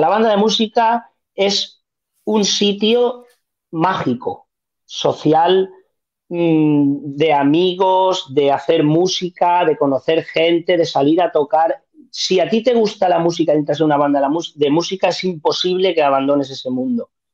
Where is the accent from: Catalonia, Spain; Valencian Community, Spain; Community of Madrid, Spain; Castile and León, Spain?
Valencian Community, Spain; Museros; Museros, que es mi pueblo